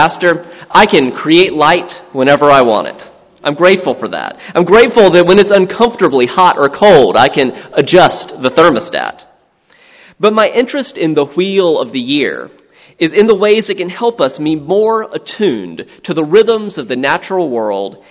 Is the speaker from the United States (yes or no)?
yes; the South, United States; moved away; I'm from the South